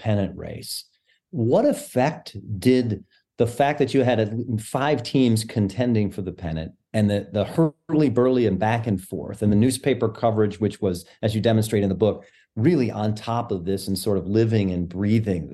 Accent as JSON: {"language": "English", "region": "Michigan", "country": "United States", "tie": "born or raised there", "said": "I'm a Detroit Tigers fan, born and raised in Michigan"}